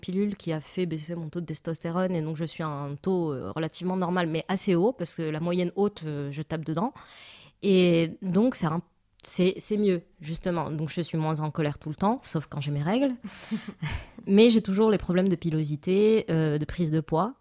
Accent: Morocco; je suis marocaine et donc j'ai grandi au Maroc

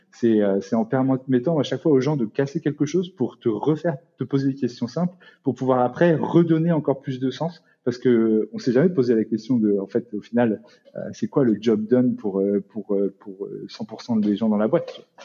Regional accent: France; en tant que Français

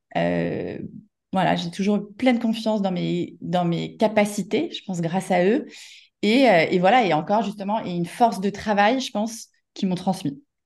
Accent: Paris suburbs, Île-de-France, France; moi j'ai grandi en banlieue parisienne

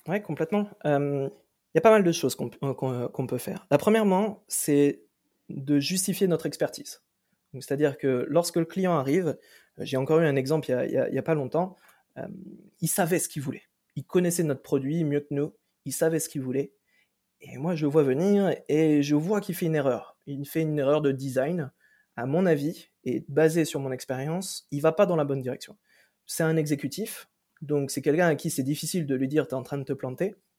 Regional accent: Brittany, France; moved away as an adult; also born or lived in Toulouse / Ireland; je viens de Bretagne à la base

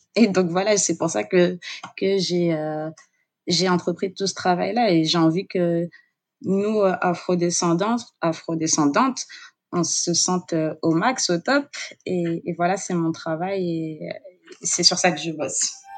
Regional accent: Guadeloupe; j'ai grandi euh, en Guadeloupe

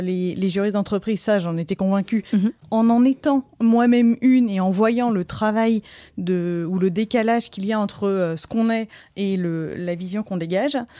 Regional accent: Brittany, France; je suis bretonne

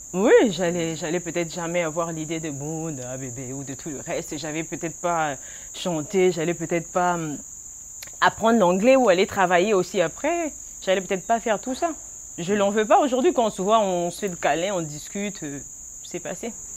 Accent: Kinshasa, DR Congo; also born or lived in Brazzaville; À Kinshasa, je suis née, à Braza. J'étais bien accueillie aussi. J'ai une partie de mon origine là-bas

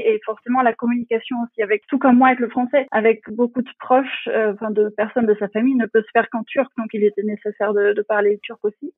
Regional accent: France; moved away as an adult; also born or lived in Berlin, Germany; now in Potsdam, Germany; Je suis née en France, j'ai grandi en France

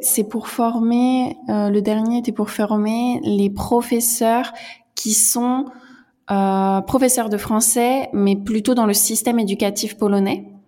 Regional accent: central France, France; moved away as an adult; now in Warsaw, Poland; Je suis française, je viens du centre de la France

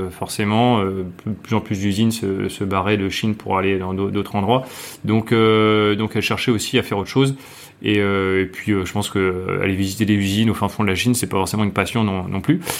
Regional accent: France; now in Hong Kong; On est français, on va faire les trucs que nous on aime.

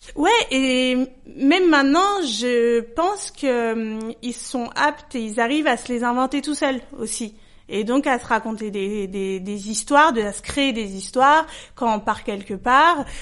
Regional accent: Paris, Île-de-France, France; je suis parisienne et je suis née à Paris

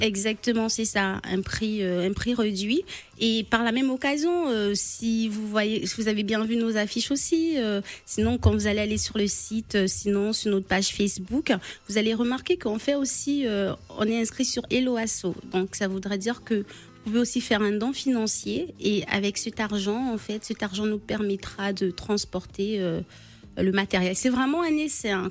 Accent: Moanda, Haut-Ogooué, Gabon; now in Limoges, France; je suis de Moanda

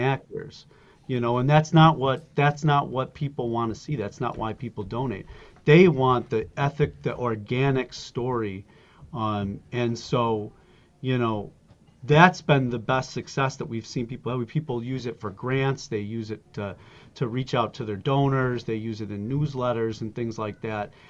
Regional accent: Buffalo, New York, United States; also born or lived in Germany / Alaska; I grew up in Buffalo, New York

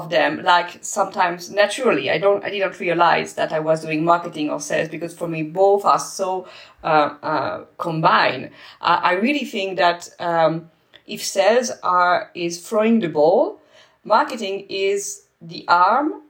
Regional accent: France; moved away as an adult; also born or lived in Spain / Netherlands; I'm French

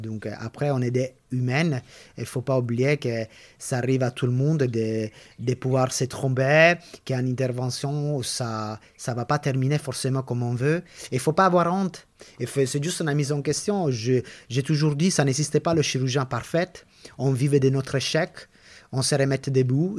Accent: Italy; accent: Italian; French is a second language; moved away as an adult; now in France; je suis italienne, je pense que l'accent, tout le monde va le reconnaître.

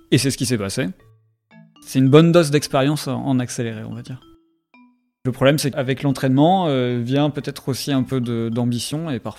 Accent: Bordeaux, Nouvelle-Aquitaine, France; also born or lived in Paris; Je viens de Bordeaux, enfin, je viens globalement du sud-ouest de la France, on va dire.

